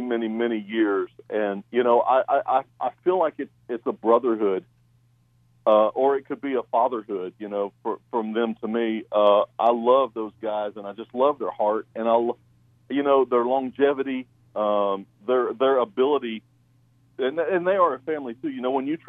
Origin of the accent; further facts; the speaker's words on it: Warren County, Ohio, United States; moved away as an adult; also born or lived in Knoxville, Tennessee; We still love our Ohio people and love our roots there, and, it'll always be home